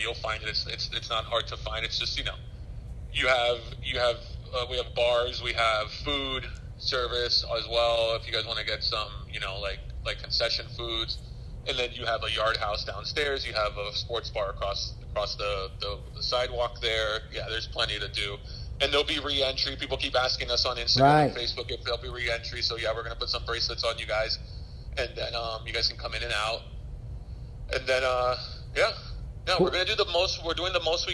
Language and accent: English; Miami, Florida, United States; I was born in Miami, so was Marcelo. Our families, you know, are Hispanic, but we, you know, they moved here and they had us, and we've been here our entire lives